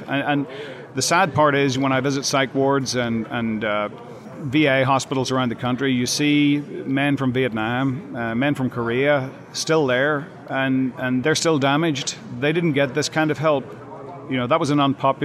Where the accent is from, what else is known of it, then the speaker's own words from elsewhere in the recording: Northern Ireland, United Kingdom; now in United States; I grew up in an urban warfare environment in the 60s and 70s in Northern Ireland.